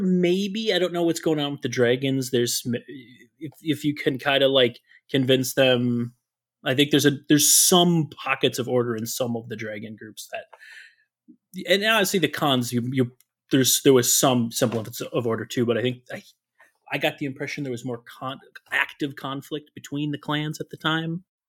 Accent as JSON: {"language": "English", "region": "Minnesota", "country": "United States", "tie": "born or raised there", "said": "I grew up in Minnesota. I've been in Minnesota a long time."}